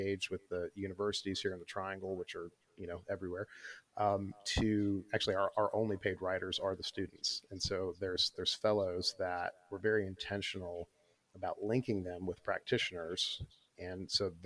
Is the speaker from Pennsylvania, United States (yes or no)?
no; Michigan, United States; also born or lived in St. Louis, Missouri; now in Durham, United States; growing up in Michigan